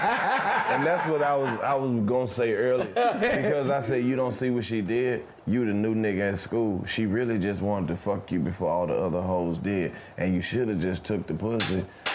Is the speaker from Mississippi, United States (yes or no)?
yes; Mississippi, United States; I'm from Mississippi. We're from the South.